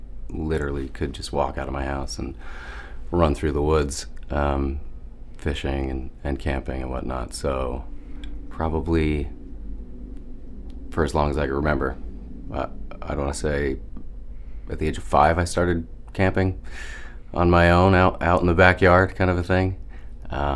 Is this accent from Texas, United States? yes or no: no; Pine Barrens of New Jersey, United States; now in Maine, United States; I grew up in the Pine Barrens of New Jersey